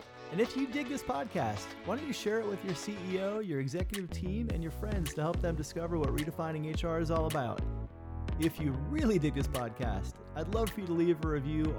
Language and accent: English; South Florida, United States; also born or lived in Southern California; now in Northern Virginia, United States; So I grew up in South Florida. I lived in Southern California for a while before we landed here in Northern Virginia.